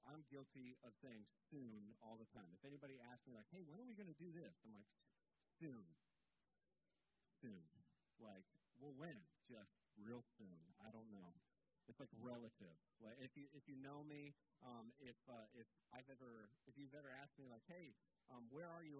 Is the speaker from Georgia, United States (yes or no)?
yes; Georgia, United States; now in Pensacola, United States; I grew up in Georgia